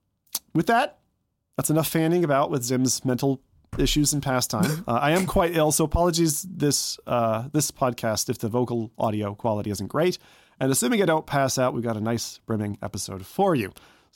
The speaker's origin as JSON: {"language": "English", "town": "Cleveland", "region": "Ohio", "country": "United States", "tie": "born there", "said": "So I was born in Cleveland, Ohio. So I was born in Ohio in kind of Amish country type of thing, not to an Amish family"}